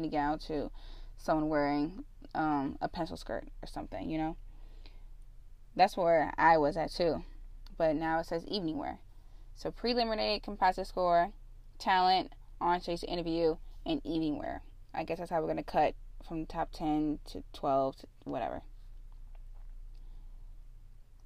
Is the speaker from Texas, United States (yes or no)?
no; Illinois, United States; Illinois, my home state